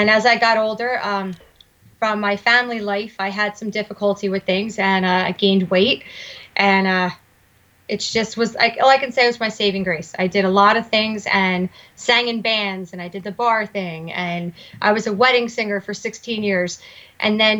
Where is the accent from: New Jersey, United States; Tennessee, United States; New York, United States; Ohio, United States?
New Jersey, United States; Ewing Township; I grew up in Ewing Township, which is in a little suburb of Trenton, New Jersey